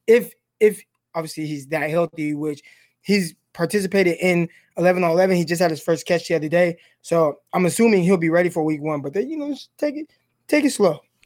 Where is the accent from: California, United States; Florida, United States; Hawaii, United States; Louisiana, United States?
California, United States; Stockton; coming from Stockton, Northside. Like, I grew up around Crips